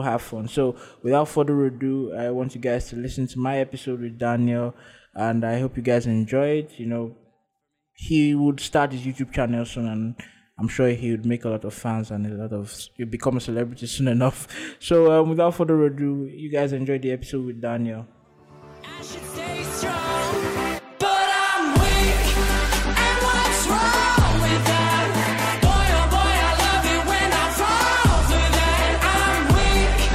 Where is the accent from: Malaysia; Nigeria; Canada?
Nigeria; accent: Nigerian; my accent is changing from very Nigerian as it stand like this to very Oyiboish